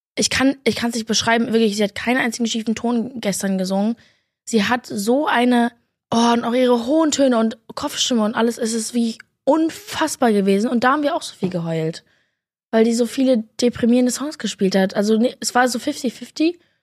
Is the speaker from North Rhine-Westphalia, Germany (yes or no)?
no; Berlin, Germany; Aber ich komme ja auch aus Berlin